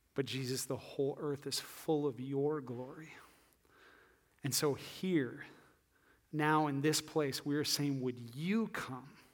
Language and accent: English; northeast Iowa, United States; also born or lived in Ames, Iowa; I'm from Iowa, uh, like far northeast Iowa.